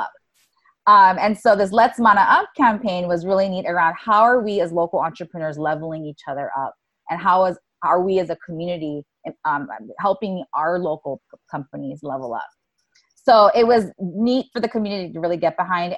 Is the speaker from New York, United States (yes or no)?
no; Oahu, Hawaii, United States; moved away as an adult; also born or lived in Silicon Valley; I was born and raised on Oahu.